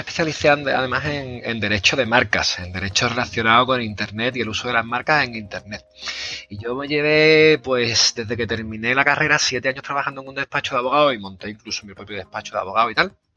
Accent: Seville, Andalusia, Spain; accent: Sevillano; mi acento sevillano

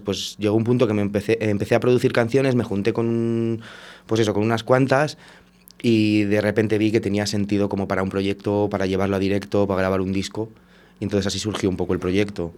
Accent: Valladolid, Castile and León, Spain; also born or lived in Portugal; yo soy de Valladolid, he estado viviendo un tiempo fuera, en Portugal y cuando volví hace dos años

